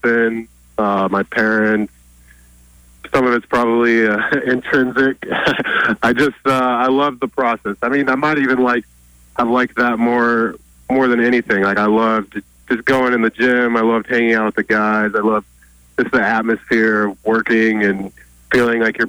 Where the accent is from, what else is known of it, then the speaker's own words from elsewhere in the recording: Oregon, United States; every kid growing up in Oregon